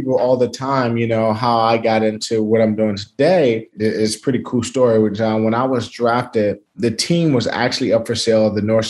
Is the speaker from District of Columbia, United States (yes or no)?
yes; Washington, District of Columbia, United States; moved away; I'm from Washington, D.C., not the state of what? Washington